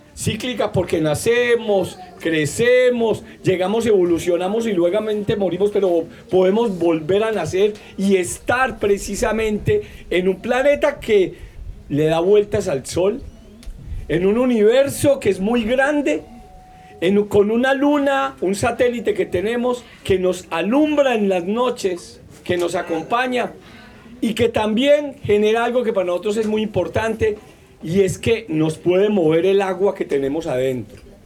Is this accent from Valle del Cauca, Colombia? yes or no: no; Manizales, Caldas, Colombia; yo vengo de la zona del interior, la montaña, en una zona que llaman la zona cafetera colombiana, que es Manizales